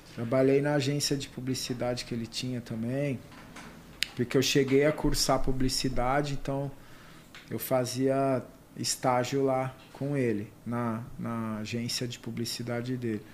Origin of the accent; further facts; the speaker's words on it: Ribeirão Preto, São Paulo, Brazil; eu nasci no interior, sou de Ribeirão Preto.